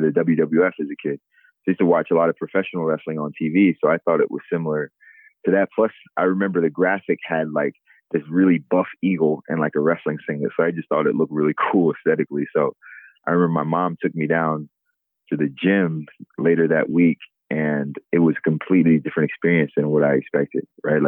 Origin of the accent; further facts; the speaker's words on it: Sicklerville, New Jersey, United States; moved away as an adult; also born or lived in Lincoln, Nebraska; now in Philadelphia, United States; I grew up in a small town, Sicklerville, New Jersey, about 25 miles outside of Philadelphia